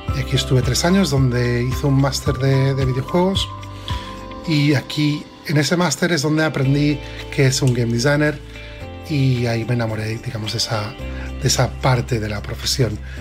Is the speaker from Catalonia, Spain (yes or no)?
yes; Barcelona, Catalonia, Spain; moved away as an adult; now in London, United Kingdom; Soy de Barcelona, donde crecí